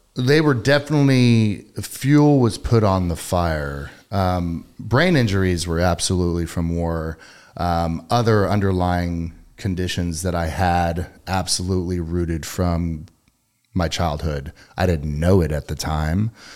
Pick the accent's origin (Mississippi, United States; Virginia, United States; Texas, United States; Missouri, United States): Texas, United States; Katy; I grew up in Katy